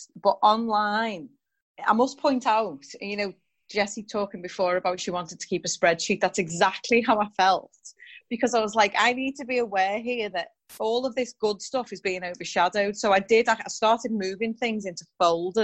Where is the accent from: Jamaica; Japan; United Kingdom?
United Kingdom; England; also born or lived in New York; growing up in England in the 1980s as a mixed race child with light skin